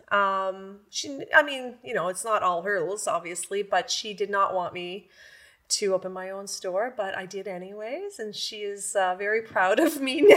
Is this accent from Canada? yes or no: yes; Campbell's Bay, Quebec, Canada; also born or lived in Pembroke, Ontario; now in Renfrew, Canada; I'm originally from the Quebec side. I'm from Camel's Bay, but lived in Pembroke for, I guess, over forty years.